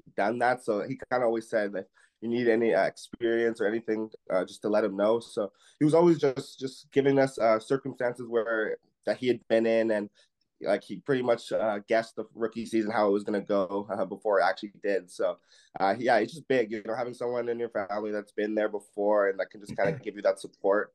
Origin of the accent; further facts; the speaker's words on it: Canada; me being a 22-year-old Canadian